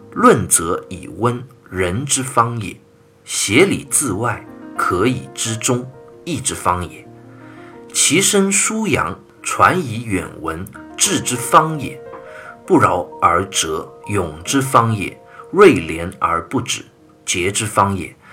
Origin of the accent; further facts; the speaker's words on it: China; 我们中国人